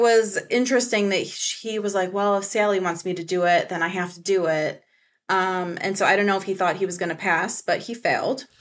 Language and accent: English; Michigan, United States; I'm from Michigan